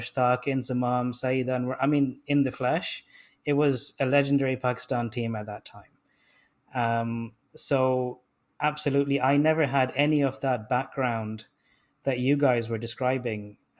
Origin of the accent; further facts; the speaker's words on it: Germany; me being a German and Bayern Munich supporter while being in a completely English school